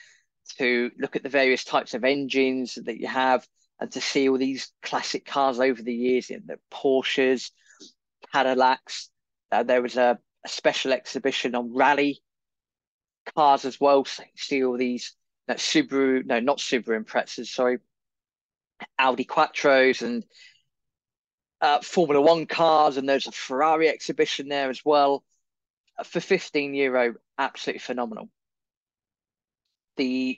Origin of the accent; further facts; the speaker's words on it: England, United Kingdom; we don't speak very good Italian, we're English